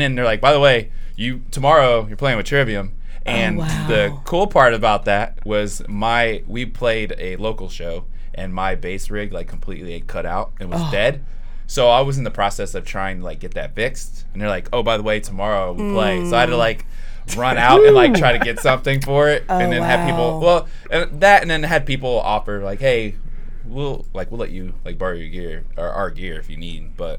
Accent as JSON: {"language": "English", "town": "San Diego", "region": "California", "country": "United States", "said": "So I've lived most of my life here, but I'm from San Diego."}